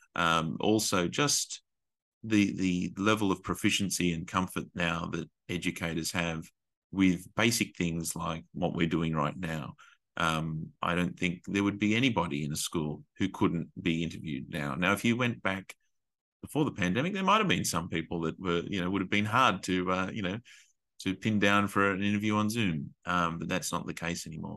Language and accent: English; Australia; moved away as an adult; also born or lived in Asia; as an Australian